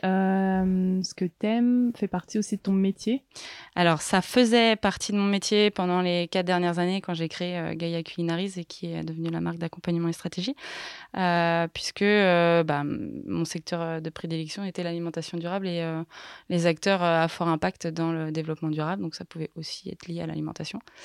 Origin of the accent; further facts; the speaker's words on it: Les Carroz d'Arâches, Auvergne-Rhône-Alpes, France; moved away as an adult; also born or lived in Paris; je suis originaire de, des Carreaux d'Arrache, qui est une station de ski